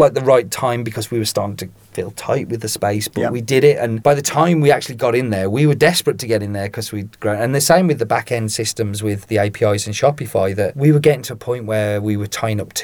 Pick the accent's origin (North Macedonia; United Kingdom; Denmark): United Kingdom; Cannock, West Midlands; I'm from Cannock